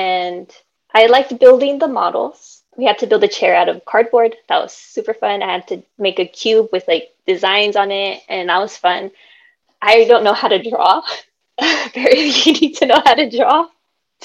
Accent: San Francisco Bay Area, California, United States; I grew up with my parents in San Francisco Bay Area. My parents came from Mexico

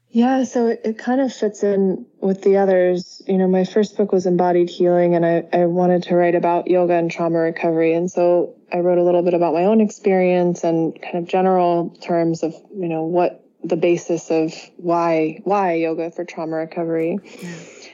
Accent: Berkeley, California, United States; moved away as an adult; also born or lived in Italy; I grew up in the San Francisco Bay Area and Berkeley, just across the bay

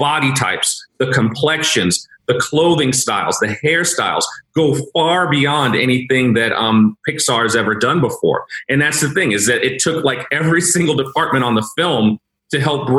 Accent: New York City, New York, United States; also born or lived in Queens; I grew up in Brooklyn, but I moved to Queens as an adult.

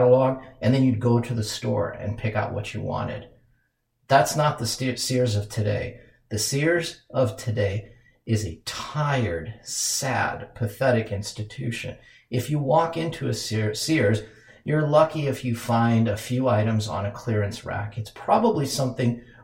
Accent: Minneapolis, Minnesota, United States; my hometown of Minneapolis

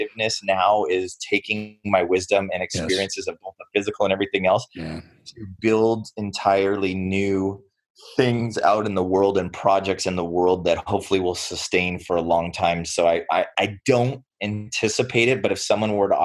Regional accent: United States; I was born here in the United States

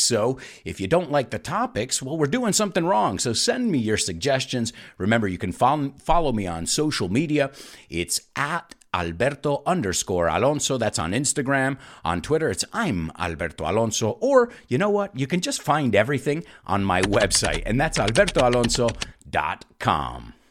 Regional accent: New York City, New York, United States; moved away; as a New Yorker

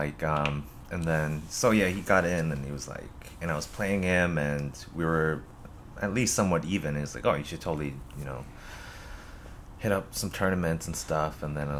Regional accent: Hawaii, United States; moved away; Hawaii. I grew up in Hawaii.

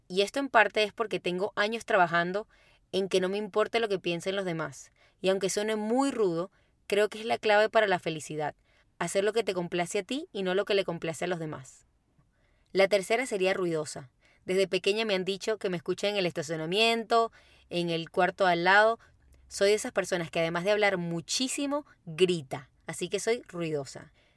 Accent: Caracas, Capital District, Venezuela; moved away as an adult; now in Santiago, Chile; soy de Caracas, Venezuela

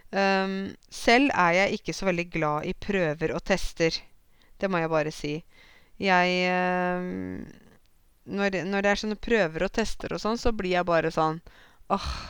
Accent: Norway; jeg er norsk

